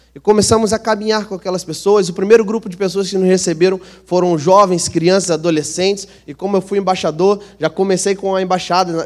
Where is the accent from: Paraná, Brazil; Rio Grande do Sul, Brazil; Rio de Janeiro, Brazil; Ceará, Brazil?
Rio de Janeiro, Brazil; Eu sou carioca, sou daqui de Santa Cruz, alguns irmãos já me conhecem, cresci aqui na Zona Oeste